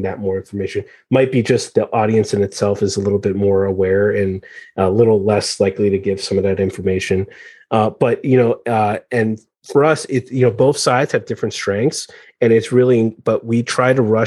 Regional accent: United States; I'm American born, but Iranian background

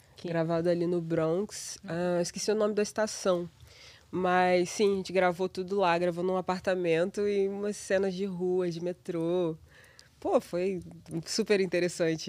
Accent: Paraíba do Sul, Rio de Janeiro, Brazil; moved away as an adult; now in New York, United States; Eu sou de Paraíba do Sul, de uma cidade minúscula no interior do Rio

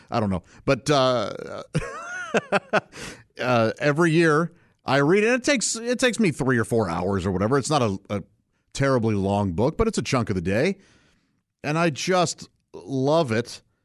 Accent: St. Louis, Missouri, United States; I grew up in St. Louis, Missouri, uh, with my parents and three brothers

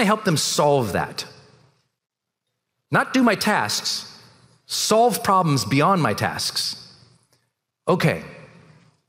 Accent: Montana, United States; moved away as an adult; I was a cog from Montana

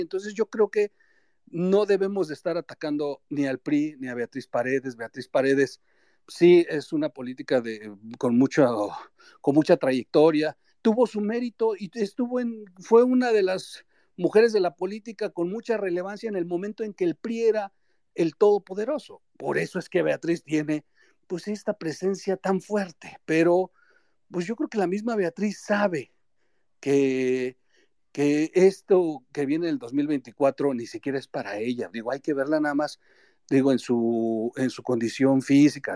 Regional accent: Mexico; todos somos mexicanos

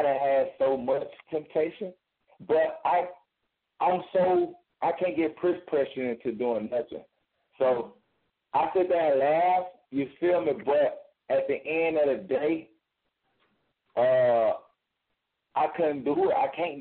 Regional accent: Chicago, Illinois, United States; moved away; also born or lived in Mobile, Alabama; I'm from Mobile, Alabama. Born and raised in Chicago, Illinois. But I was partially raised in Mobile, Alabama

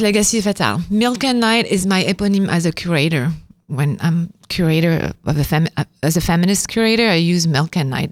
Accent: Avignon, Provence-Alpes-Côte d'Azur, France; moved away as an adult; now in New York, United States; because I come from Avignon

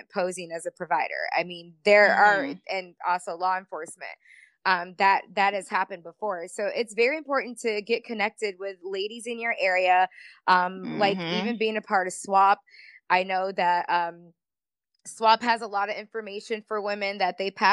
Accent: Tampa, Florida, United States; I'm from the Tampa area

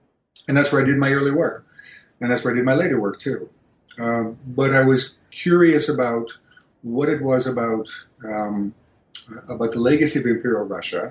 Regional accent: Greece; moved away; I was born, I was raised in Greece

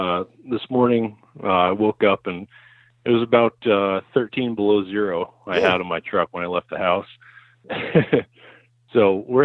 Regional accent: Highgate, Vermont, United States; I'm from Highgate, Vermont. I'm on the northwest corner of Vermont, right on the border of Canada and New York. I've been here my whole life

